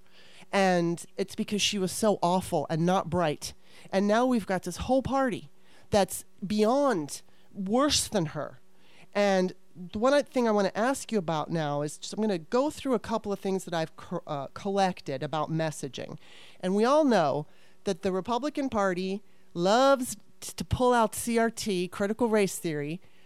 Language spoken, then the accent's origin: English; Southern California, United States; also born or lived in East Coast; I grew up in Southern California. I spent some of my time on the East Coast